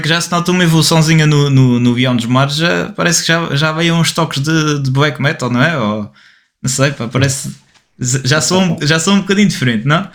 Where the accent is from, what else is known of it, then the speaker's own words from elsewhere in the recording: Portugal; nosso nosso caso, sendo portugueses